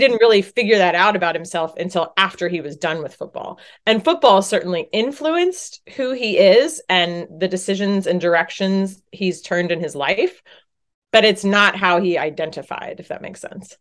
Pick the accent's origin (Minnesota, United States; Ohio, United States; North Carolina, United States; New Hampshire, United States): North Carolina, United States; Chapel Hill; moved away as an adult; also born or lived in Boston / Virginia; I grew up in Chapel Hill, North Carolina, cheering for the Tar Heels.